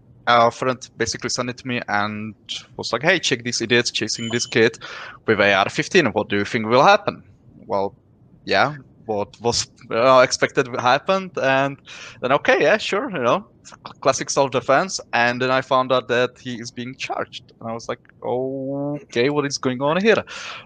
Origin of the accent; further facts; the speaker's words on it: Czechia; I'm from Czech Republic